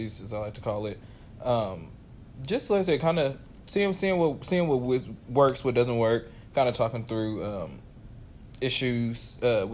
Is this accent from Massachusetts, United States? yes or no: no; Dallas, Texas, United States; We grew up together here in Dallas, Texas